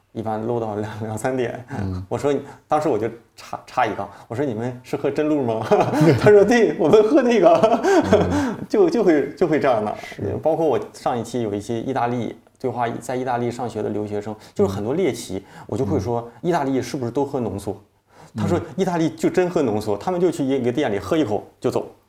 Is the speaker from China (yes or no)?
yes; Dandong, Liaoning, China; moved away; 我老家是辽宁